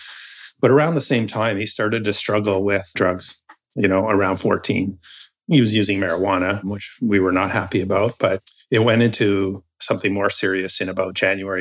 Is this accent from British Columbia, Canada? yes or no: yes; Campbell River, British Columbia, Canada; moved away; also born or lived in Hope, British Columbia; I was born and raised in Campbell River